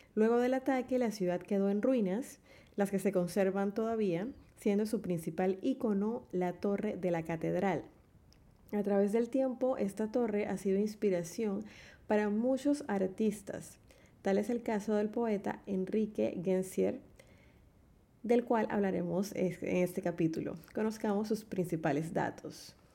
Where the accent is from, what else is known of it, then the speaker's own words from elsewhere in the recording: Panama; nuestra identidad como panameños